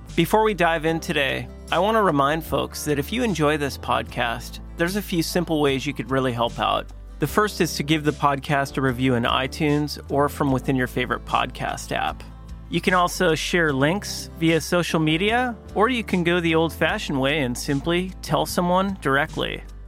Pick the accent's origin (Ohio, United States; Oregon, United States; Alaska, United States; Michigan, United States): Alaska, United States; I grew up here in Alaska